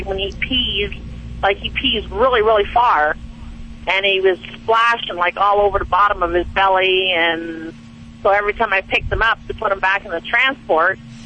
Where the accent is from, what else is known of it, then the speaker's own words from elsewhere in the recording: Canada; now in Flagstaff, United States; I'm out of Canada